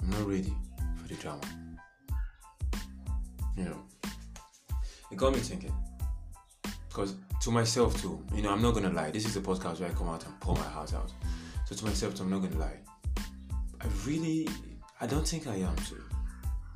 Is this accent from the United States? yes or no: no; Nigeria; I am a Nigerian